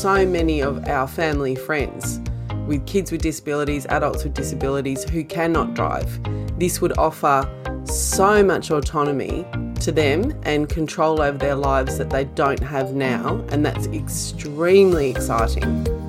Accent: Australia; being Australian

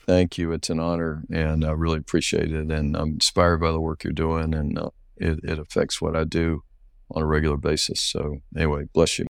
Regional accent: North Carolina, United States; I grew up in North Carolina much of my life

